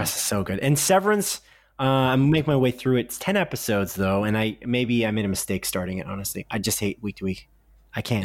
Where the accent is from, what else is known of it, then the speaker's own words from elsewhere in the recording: Canada; we're Canadian